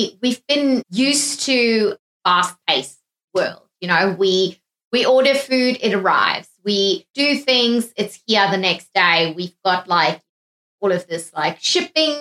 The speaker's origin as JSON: {"language": "English", "country": "South Africa", "said": "being South African"}